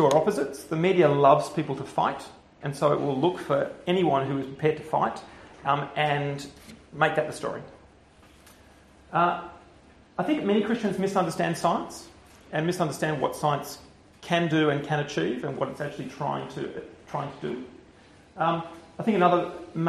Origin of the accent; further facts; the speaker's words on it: Canberra, Australian Capital Territory, Australia; moved away as an adult; also born or lived in Oxford, United Kingdom; now in Perth, Australia; I grew up in Canberra, so I'm Australian